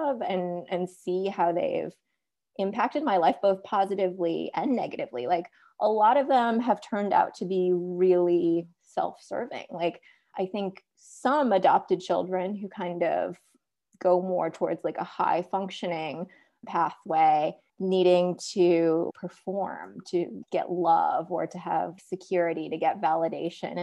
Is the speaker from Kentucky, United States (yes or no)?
no; Minneapolis suburbs, Minnesota, United States; also born or lived in South Korea; I was born in South Korea and I was adopted by white parents in the Minneapolis suburbs. So I grew up in Minnesota